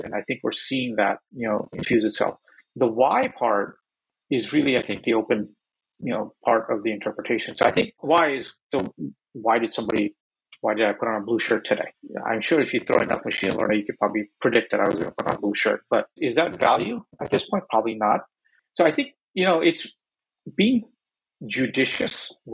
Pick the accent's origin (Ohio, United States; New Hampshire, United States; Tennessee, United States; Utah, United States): Ohio, United States; Northeast; now in Bay Area, United States; I grew up in Northeast Ohio